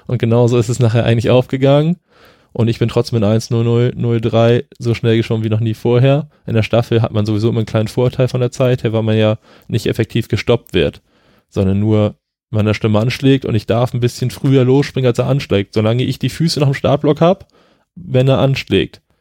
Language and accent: German; Flensburg, Schleswig-Holstein, Germany; ich komme ja aus Flensburg